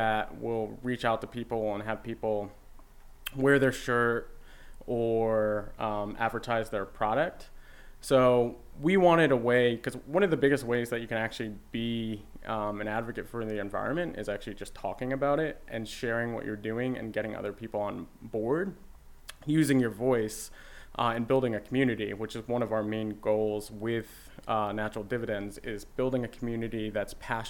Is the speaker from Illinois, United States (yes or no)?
no; Simsbury, Connecticut, United States; also born or lived in New Haven, Connecticut; grew up in Simsbury, and I had a plot of land that was on some woods